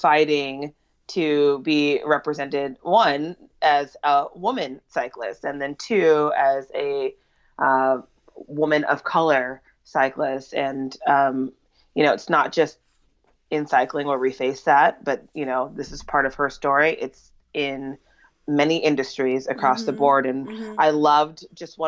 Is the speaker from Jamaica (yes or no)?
yes; Jamaica; I am Jamaican